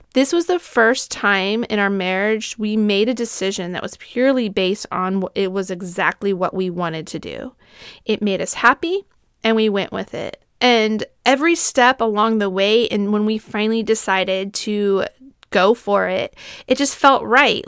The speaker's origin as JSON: {"language": "English", "region": "Southern California", "country": "United States", "tie": "born or raised there", "said": "I grew up in Southern California"}